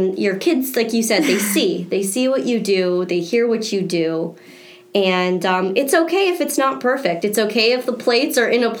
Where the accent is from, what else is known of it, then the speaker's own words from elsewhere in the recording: South Florida, United States; also born or lived in Washington, D.C.; I stayed in one place, born and raised in South Florida here